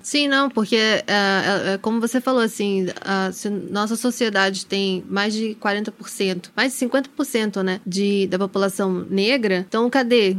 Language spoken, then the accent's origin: Portuguese; Brazil; accent: Brazilian; moved away as an adult; also born or lived in Spain; o meu sotaque brasileiro